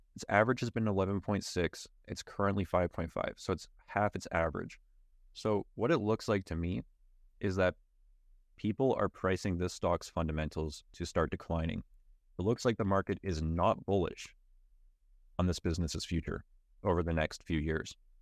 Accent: Canada; as a Canadian

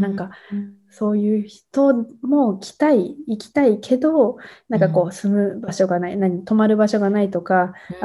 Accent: near a town in Tochigi, Japan; この町にすごく興味を持ったのは、まあ、自分の実家からすごく近い

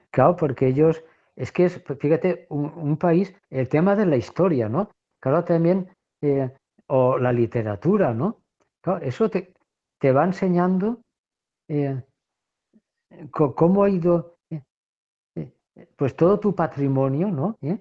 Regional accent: Valencia, Valencian Community, Spain; now in Córdoba, Spain; soy de Valencia, pero vivo en Córdoba

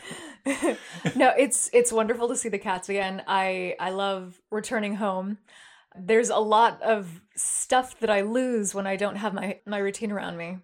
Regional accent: San Jose, California, United States; from my hometown, San Jose

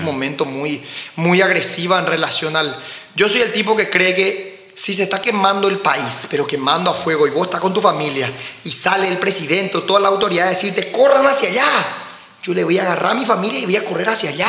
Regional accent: Paraguay; also born or lived in United States; como paraguayo

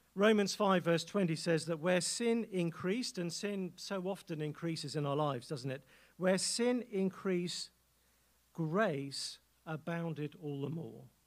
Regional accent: England, United Kingdom; accent: English

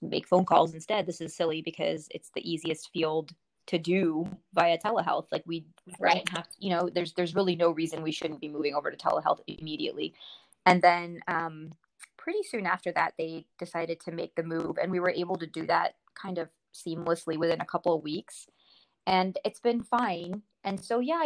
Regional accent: Springfield, Virginia, United States; also born or lived in India; I grew up in Springfield, and like I told you in my email, we're very boring. Like, I ended up moving back to Springfield

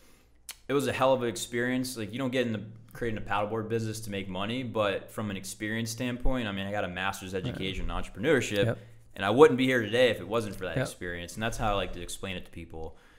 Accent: Hawaii, United States; So it's like a suit and tie and I came from Hawaii. I've been on the beach my whole life.

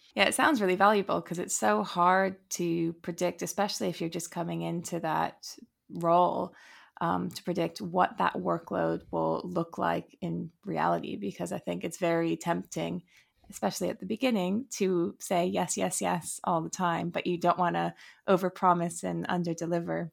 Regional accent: United States; I'm American

